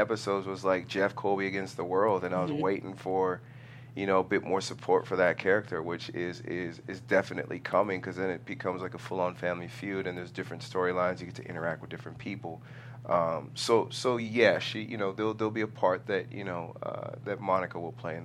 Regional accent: Nigeria; being a Nigerian man

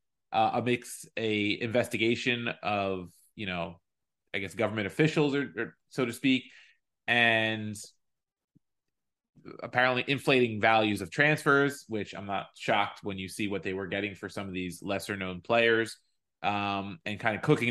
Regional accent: United States; as an American

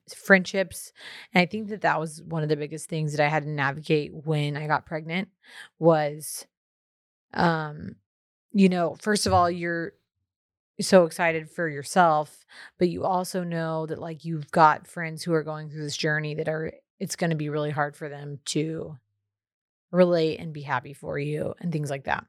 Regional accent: Texas, United States; as a Texan

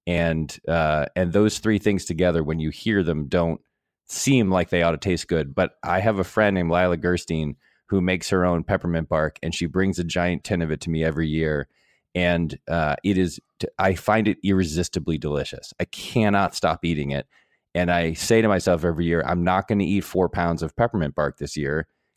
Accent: New England, United States; I'm from the part of the country where this was invented, man. I'm from New England.

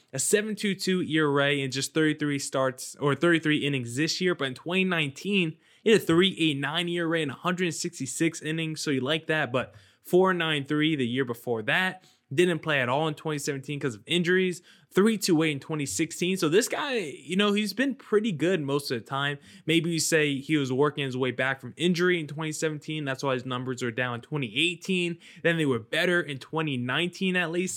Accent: New Jersey, United States; I grew up in New Jersey

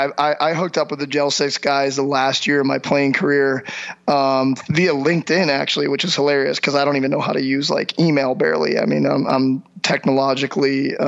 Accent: Chesterfield, Missouri, United States; in Chesterfield, my hometown

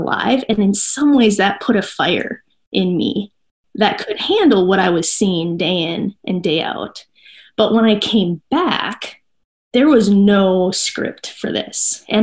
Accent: Minnesota, United States; I'm from Minnesota.

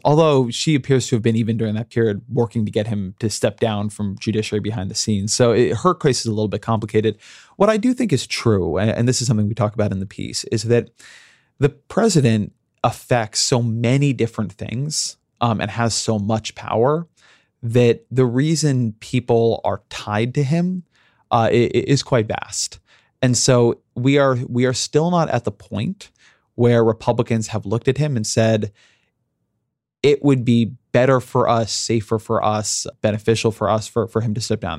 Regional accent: United States; I'm an American

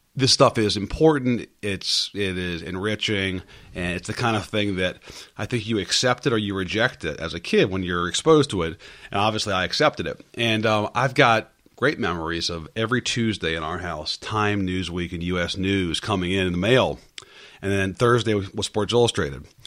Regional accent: Northern Virginia, United States; I grew up in Northern Virginia

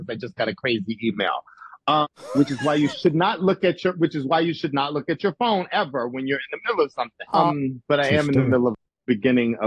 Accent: Chicago, Illinois, United States; moved away; I'm from Chicago and I ride hard for people from Chicago. That's my hometown

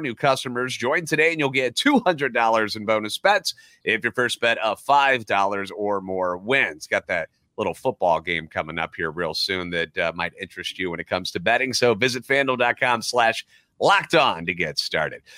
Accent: St. Louis, Missouri, United States; born or raised there

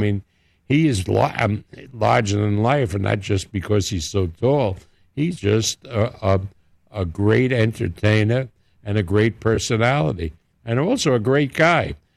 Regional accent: New York, United States; accent: New York; moved away as an adult; now in Las Vegas, United States; my home city

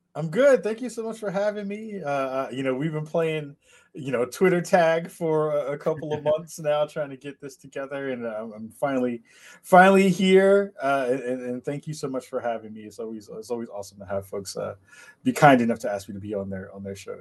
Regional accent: New York City, New York, United States; I was raised in the Bronx back in New York

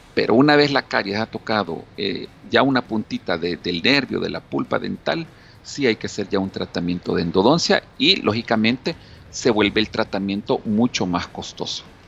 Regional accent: El Salvador; nuestra costumbre como salvadoreños

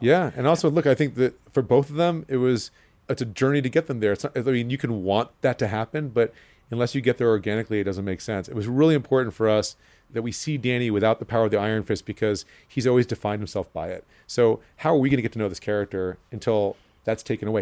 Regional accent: New York City, New York, United States; I'm a New Yorker, and I grew up here

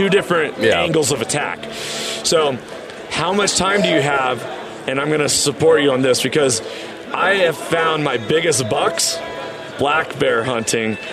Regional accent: Washington, United States; in Washington, that's my home state

